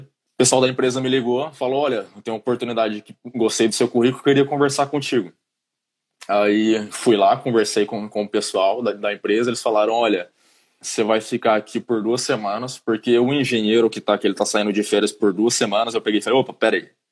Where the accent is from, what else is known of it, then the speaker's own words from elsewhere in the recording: Goiânia, Goiás, Brazil; moved away as an adult; now in Ireland; eu sou de Goiânia, Goiânia, trinta e tantos graus